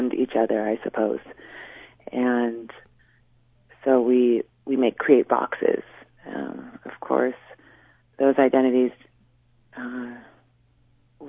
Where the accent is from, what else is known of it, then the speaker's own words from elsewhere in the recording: Washington, United States; I grew up in the Sunamish tribe with my mom and my dad